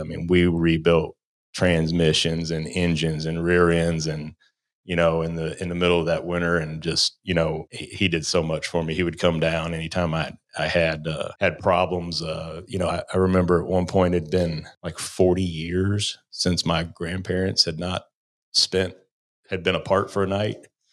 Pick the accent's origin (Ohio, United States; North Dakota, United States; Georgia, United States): Ohio, United States; moved away; also born or lived in Kentucky; I was from Ohio